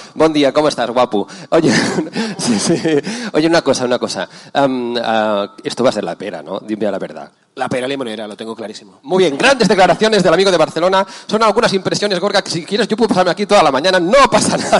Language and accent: Spanish; Bogotá, Colombia; yo vengo de Chapinero, que queda en Bogotá, en Colombia